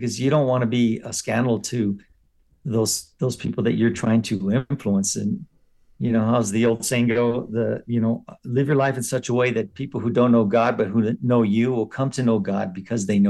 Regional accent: San Gabriel, California, United States; I grew up in San Gabriel, named after Archangel Gabriel

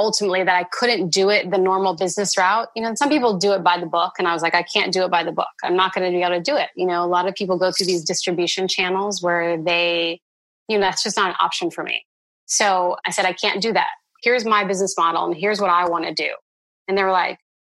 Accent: Indiana, United States; growing up in Indiana

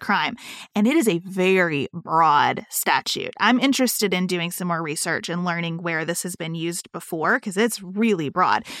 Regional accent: United States; as an American citizen

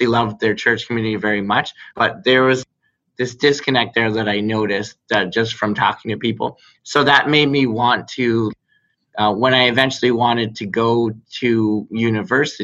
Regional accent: Barrie, Ontario, Canada; I grew up in Barrie

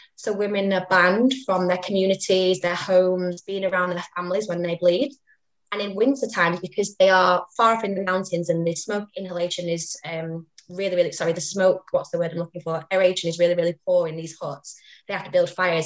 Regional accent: Manchester, North West England, United Kingdom; I am from Manchester.

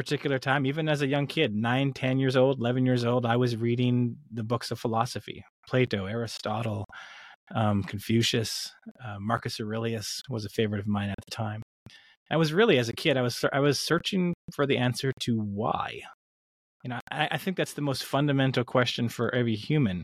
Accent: British Columbia, Canada; I grew up in British Columbia, Canada

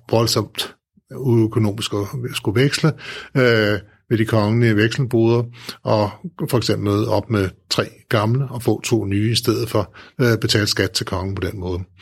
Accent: Store Heddinge, Zealand, Denmark; min hjemby, mm. Storhedinge

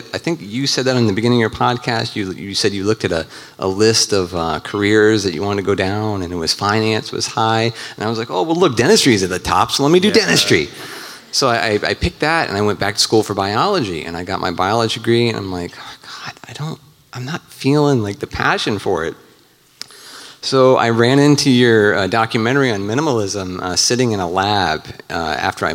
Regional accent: Virginia, United States; moved away as an adult; now in Nashville, United States; I'm actually from Virginia, but I just moved here to Nashville in October

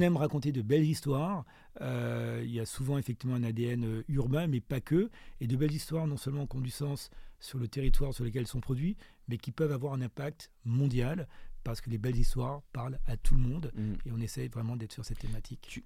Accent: Martinique; also born or lived in France / South Africa; now in Johannesburg, South Africa; quand on est martiniquais et quand on a mon âge, on a forcément été influencé par Aimé Césaire

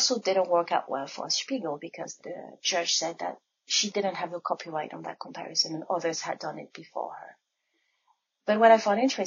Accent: France; now in Ann Arbor, United States; I was born and raised in France

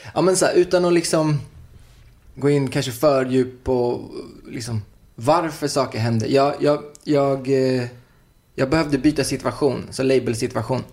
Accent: Uddevalla, Västra Götaland, Sweden; now in Stockholm, Sweden; jag jag kom ju från Uddevalla, det var en liten stad

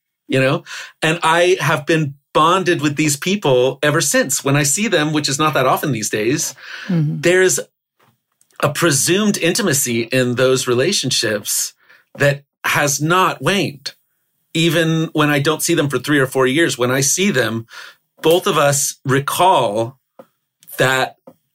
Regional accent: Oklahoma, United States; I grew up in Oklahoma.

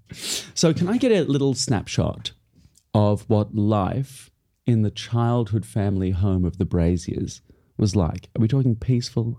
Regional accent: Australia; moved away as an adult; now in United Kingdom; I am in Australia, my hometown

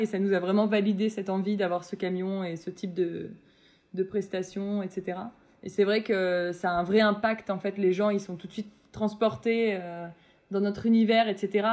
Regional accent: Metz, Grand Est, France; je viens de Metz et c'est euh, assez proche de l'Allemagne

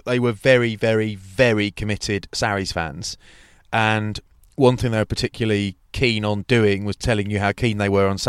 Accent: Wrexham, Wales, United Kingdom; I'm from Wrexham and it's just in between.

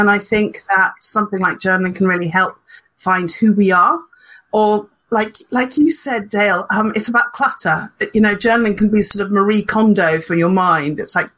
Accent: Zimbabwe; now in Hertfordshire, United Kingdom; although I was born and brought up in Zimbabwe. So I am powered by sunshine.

